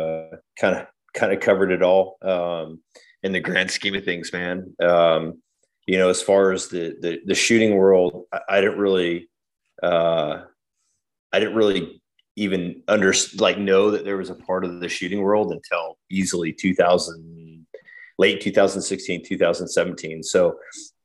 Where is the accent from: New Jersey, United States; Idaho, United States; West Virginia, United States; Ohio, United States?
Idaho, United States; Idaho Falls; moved away as an adult; I grew up in Idaho Falls, which is like right on the Idaho, Montana, Wyoming border